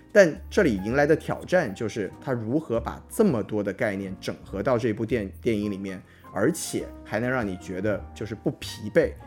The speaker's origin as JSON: {"language": "Chinese", "country": "China", "said": "咱们是中国人好吗"}